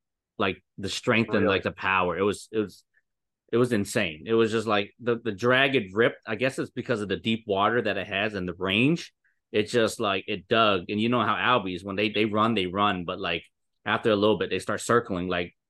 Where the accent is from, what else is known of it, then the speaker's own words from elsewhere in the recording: Florida, United States; moved away; I'm a kid from Florida